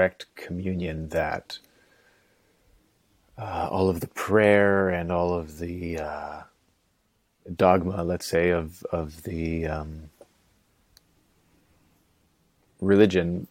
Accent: North Vancouver, British Columbia, Canada; also born or lived in Nelson, British Columbia / Kootenays; born in Vancouver, first of four, and brought up in North Van. Pretty staunch Catholic upbringing. I went to a Catholic school for grades 5, 6, and 7. And then after that, my folks, thank God, moved to the Kootenays

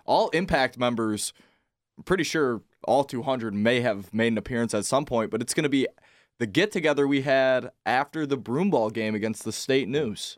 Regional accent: Southgate, Michigan, United States; I am from Downriver, Michigan. Very proud of it

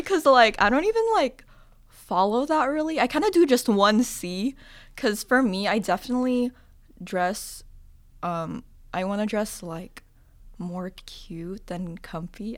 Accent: the Bay Area, California, United States; moved away; I'm from the Bay

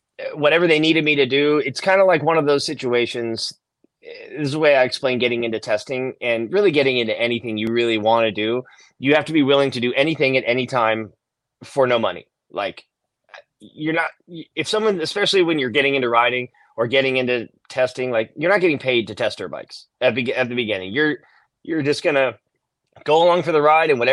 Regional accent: Ventura, California, United States; Skate Street was like a skate park on there, and that was my hometown

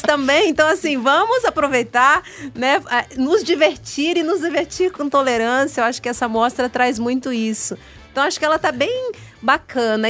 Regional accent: Paraná, Brazil; now in Brasília, Brazil; Eu sou, eu sou paranaense, mas moro em Brasília, já me considero uma brasiliense

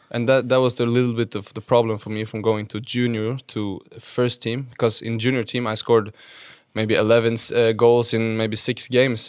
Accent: Halden, Viken, Norway; moved away; it's been a nice place to grow up

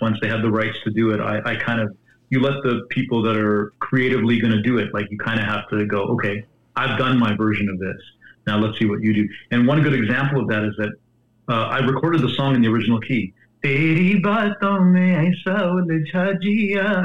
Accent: Calgary, Alberta, Canada; I grew up in Calgary where I was surrounded by country music.

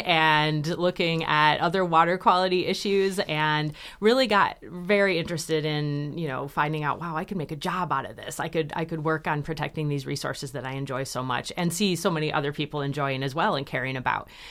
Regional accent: Michigan, United States; I grew up here in Michigan

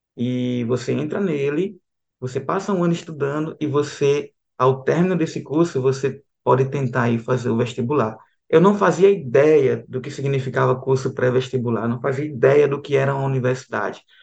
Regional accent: Aracaju, Sergipe, Brazil; moved away as an adult; now in João Pessoa, Brazil; Eu venho ali de Aracaju, Sergipe.

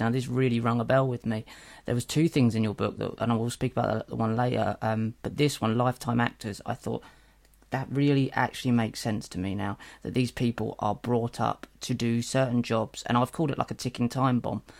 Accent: Norwich, East of England, United Kingdom; I come from Norwich

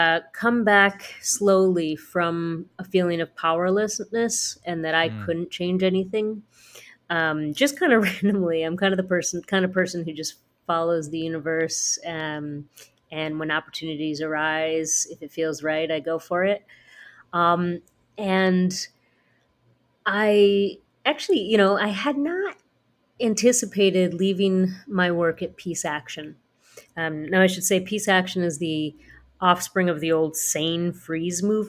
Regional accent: Chicago, Illinois, United States; I was born and raised in Chicago to a Peruvian mother and Pakistani father

